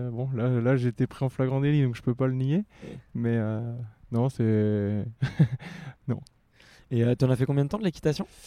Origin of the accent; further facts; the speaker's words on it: Boulogne-sur-Mer, Hauts-de-France, France; quand on vient de Boulogne-sur-Mer, c'est quelque chose qui, fait partie du, de l'environnement. Donc, euh, dès le plus jeune âge, j'ai été habitué.